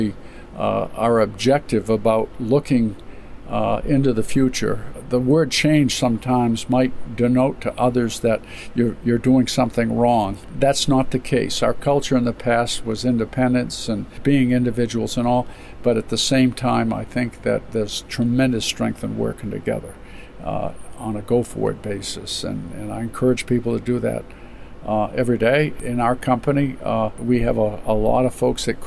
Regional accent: Caribou, Maine, United States; I was born in Caribou

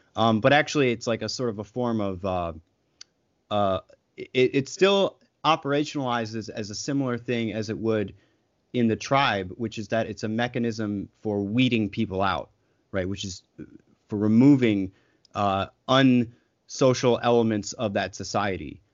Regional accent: United States; as an American

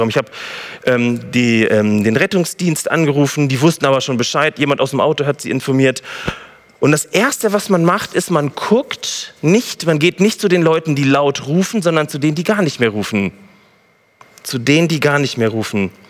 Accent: Gütersloh, North Rhine-Westphalia, Germany; ich komme aus Gütersloh

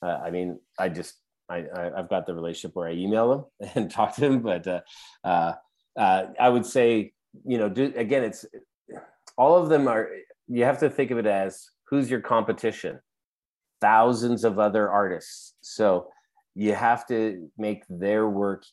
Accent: Canada; we're Canadian

